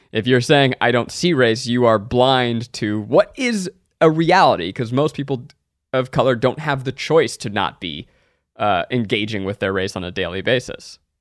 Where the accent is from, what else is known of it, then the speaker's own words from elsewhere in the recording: New York, United States; I grew up in New York